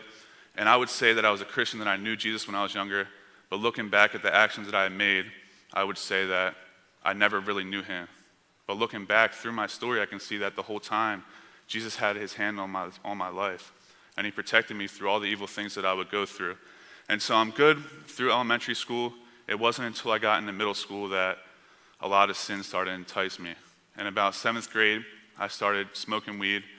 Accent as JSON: {"language": "English", "town": "Camden", "region": "New Jersey", "country": "United States", "tie": "born or raised there", "said": "I grew up on the East Coast. I grew up in a bad area. I was born in a city called Camden, New Jersey"}